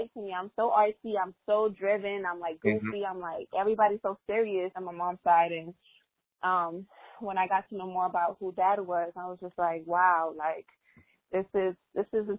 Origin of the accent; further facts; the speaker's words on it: Honduras; first language Spanish; English is a second language; moved away; also born or lived in Miami, United States / Belize; I was born in Miami, but I was raised in Honduras most of my life in Belize